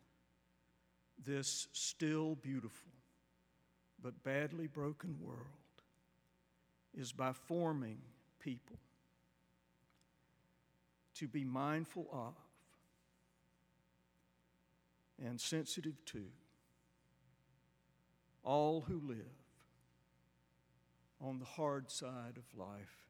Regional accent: Macon, Georgia, United States; I was born in 1955 in Macon, Georgia

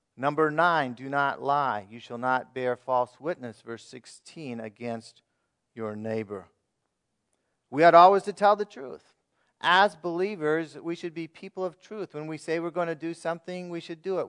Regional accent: United States; as American citizens

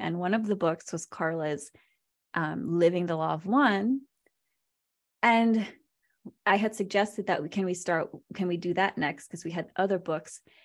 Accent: Virginia, United States; also born or lived in Philippines / Manila; I was born in the Philippines, and I was there till I was six before I immigrated to Virginia, where I grew up

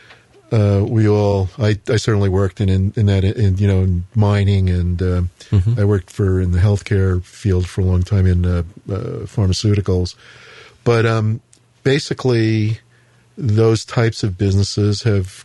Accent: New York City, New York, United States; moved away; I grew up in Queens, I originally came from Queens

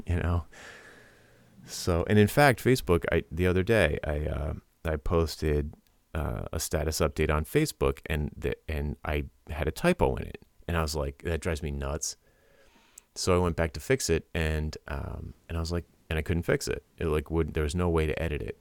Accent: Rhode Island, United States; I'm from Rhode Island

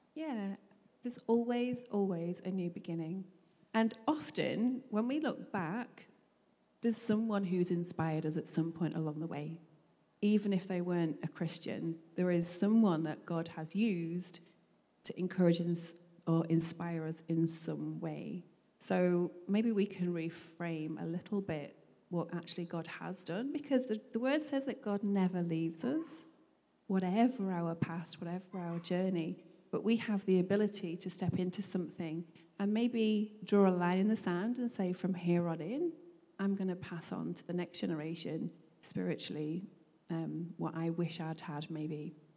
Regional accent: Manchester, North West England, United Kingdom; we grew up in Manchester in England

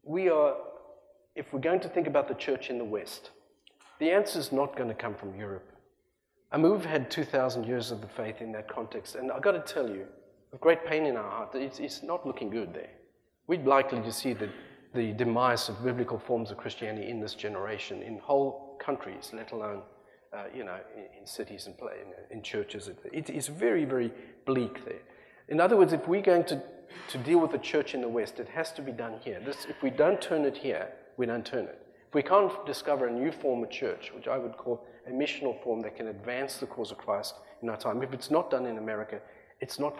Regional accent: South Africa; also born or lived in Australia; now in United States; I left a country that I love that adopted me as a South African trying to get out of apartheid South Africa

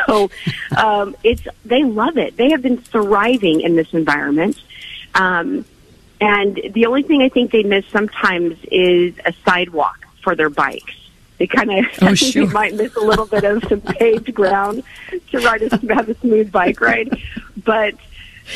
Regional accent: Oklahoma, United States; moved away; I was personally born and raised in Oklahoma on a farm

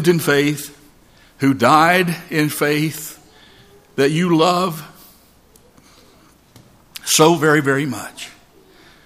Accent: North Georgia Mountains, United States; moved away; I'm from the North Georgia Mountains

